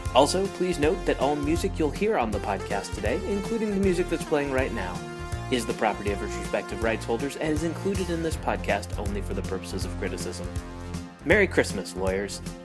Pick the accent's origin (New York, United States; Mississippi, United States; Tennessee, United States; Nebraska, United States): Nebraska, United States; growing up in Nebraska